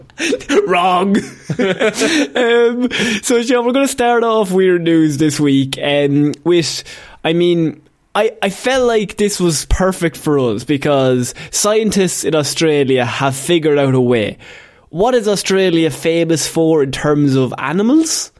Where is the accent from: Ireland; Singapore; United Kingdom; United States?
Ireland; as an Irishman